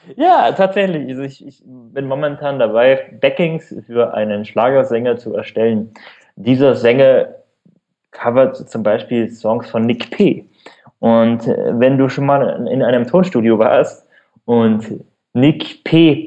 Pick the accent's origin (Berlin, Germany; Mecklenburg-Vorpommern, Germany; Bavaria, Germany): Bavaria, Germany; Allgäu; accent: rolled R; now in Munich, Germany; wenn man aus in ländlichen Regionen aufwächst, wie bei mir der Fall. Also ich komme also ich wohne jetzt in München, aber komme ursprünglich aus dem Allgäu. Man hört das vielleicht an dem rollenden R